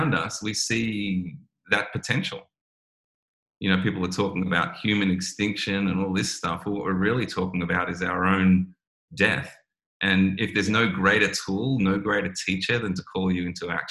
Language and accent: English; Australia